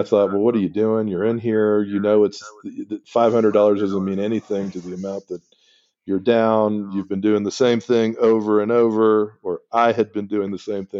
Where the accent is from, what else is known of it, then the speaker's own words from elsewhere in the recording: Miami, Florida, United States; I was born in Miami